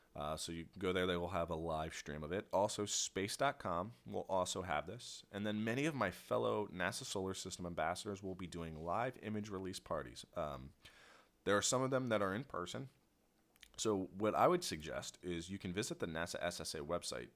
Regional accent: Philadelphia, Pennsylvania, United States; accent: Philly; I say water like that because I'm from Philly.

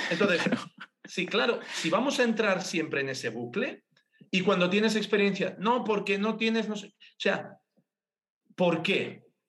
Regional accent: Sabadell, Catalonia, Spain; Yo soy de Sabadell

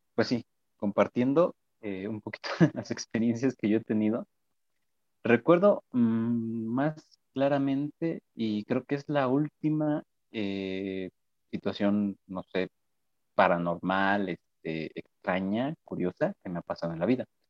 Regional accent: Viborillas, Querétaro, Mexico; yo soy de un pueblito aquí en, en Colón, se llama Viborillas

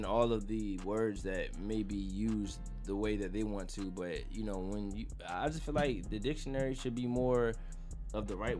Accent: Jamaica; now in United States; I'm originally from Jamaica

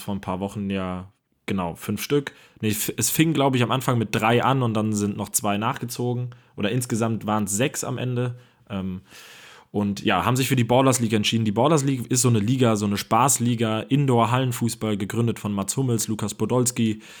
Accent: Hamburg, Germany; hier in meiner Heimatstadt

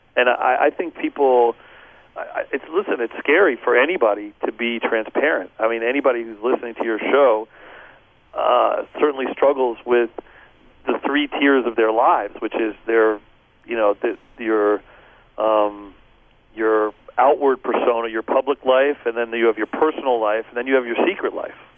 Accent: Philadelphia, Pennsylvania, United States; moved away; I grew up in outside of Philadelphia until I was about eight years old. Our house burned down. My parents got divorced, and we moved into the inner city in Philly

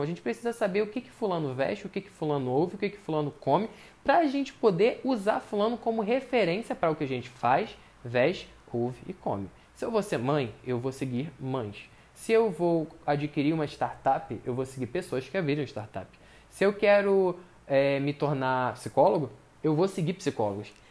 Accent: Brazil; eu, pelo menos como brasileiro

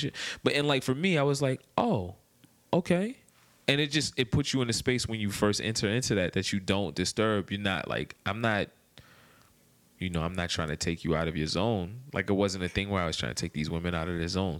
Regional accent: Maryland, United States; moved away as an adult; also born or lived in Washington, D.C.; now in Atlanta, United States; I'm from Maryland

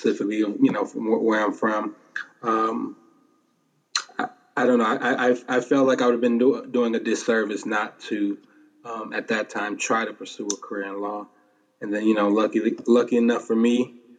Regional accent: Detroit, Michigan, United States; growing up in Detroit, 7 mile area

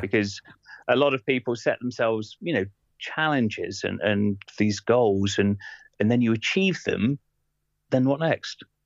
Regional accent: England, United Kingdom; also born or lived in Bath; now in Ashtead, United Kingdom; a Englishman

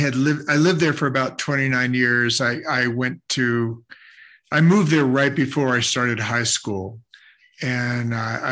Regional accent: California, United States; born there; now in Florida, United States; I was born in California, but I did not really live there. My family moved away before I was even a year old, and then kind of lived all over the place, and then ended up in Florida.

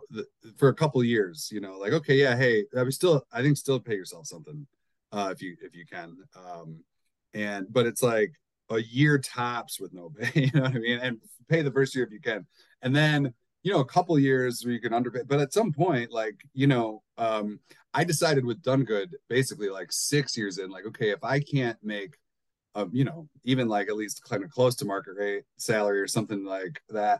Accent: Midwest, United States; I'm from the Midwest.

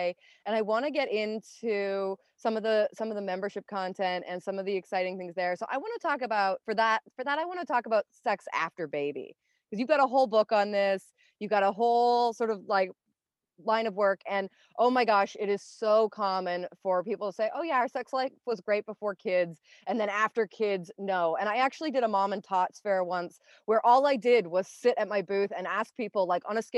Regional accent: Canada; I'm from Canada.

